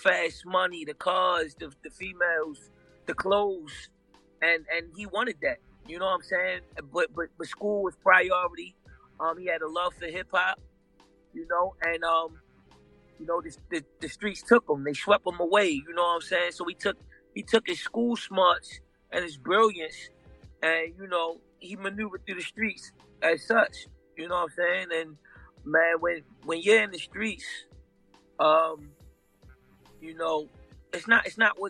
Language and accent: English; Baltimore, Maryland, United States; in Baltimore, in historic Baltimore, you know, we're known for marble stoops.